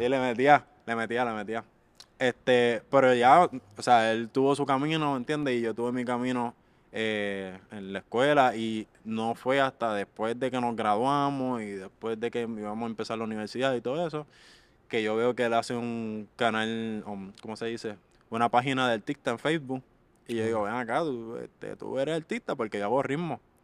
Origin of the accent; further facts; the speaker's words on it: Carolina, Puerto Rico; de Carolina, Puerto Rico